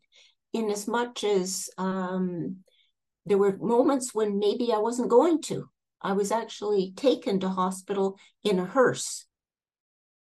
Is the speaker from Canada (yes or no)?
yes; Canada; also born or lived in Toronto, Canada; now in Napier, New Zealand; I'm originally from Canada.